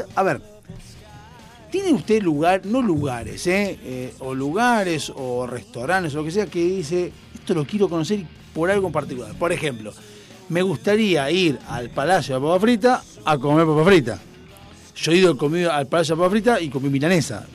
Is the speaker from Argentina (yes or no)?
yes; Argentina; nosotros por cuestión de distancia estamos en el culo del mundo, o sea, somos el país más austral del mundo